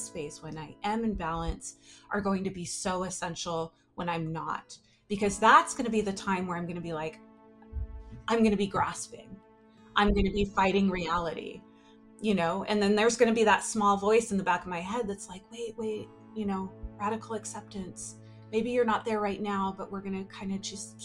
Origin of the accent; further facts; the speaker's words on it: Humboldt County, northern California, United States; now in San Francisco Bay Area, United States; I grew up in Humboldt County, which is very north, very northern California